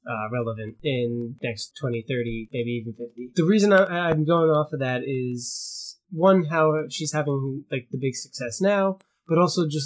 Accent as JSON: {"language": "English", "region": "New York", "country": "United States", "said": "We're from New York"}